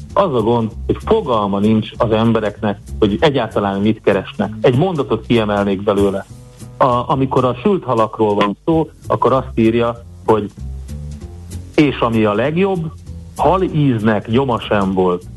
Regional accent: Hungary; én olyan helyeken nőttem fel, Duna mellett főleg, de különböző kis tavaknál

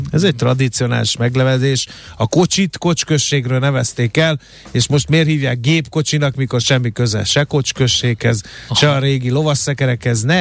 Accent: Hungary; mindegy, magyar vagyok, megértem a mamámat

